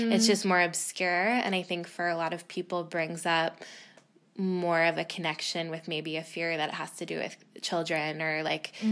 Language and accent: English; Boston, Massachusetts, United States; I grew up in Boston, pretty close to Salem.